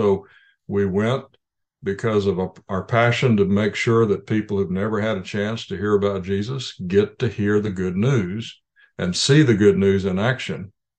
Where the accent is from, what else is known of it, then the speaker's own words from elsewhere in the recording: Indonesia; born there; I was born in Indonesia to missionary parents.